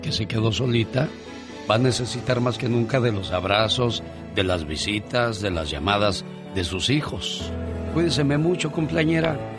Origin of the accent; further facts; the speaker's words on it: Mexico City, Mexico; moved away; Un día salí de la Ciudad de México pero la Ciudad